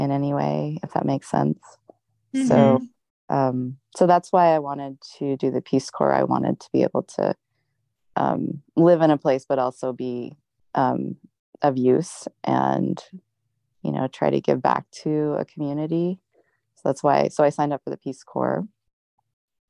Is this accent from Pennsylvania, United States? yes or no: no; Anchorage, Alaska, United States; also born or lived in Colorado / Dutch Harbor, Alaska / Mongolia; I am from Alaska originally. I grew up in Anchorage.